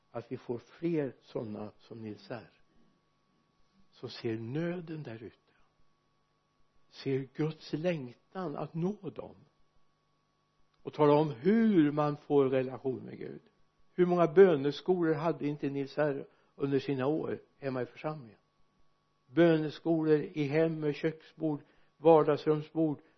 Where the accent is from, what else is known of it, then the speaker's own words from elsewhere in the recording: Sweden; när jag växte upp hemma i Arjesa för många år sedan snart hundra år sedan inte riktigt fullt men bortåt det hållet